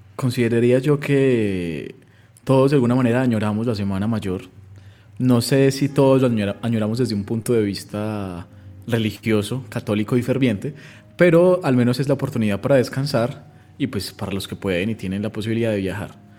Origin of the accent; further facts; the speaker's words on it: Colombia; siendo pues colombianos